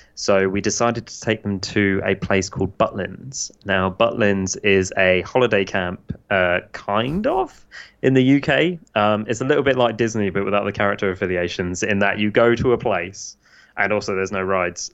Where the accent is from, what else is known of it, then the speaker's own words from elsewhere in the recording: United Kingdom; now in United States; I'm British